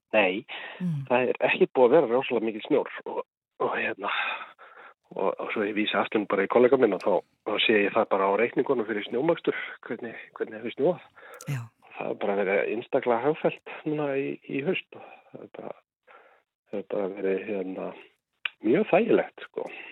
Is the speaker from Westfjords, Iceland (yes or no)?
yes; Ísafjörður, Westfjords, Iceland; now in Bolungarvík, Iceland; þegar ég var allast upp á Ísafjörði